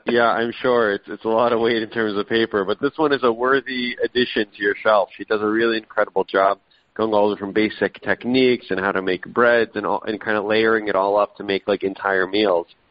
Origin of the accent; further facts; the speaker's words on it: Israel; moved away; I was born in Israel. I go back every year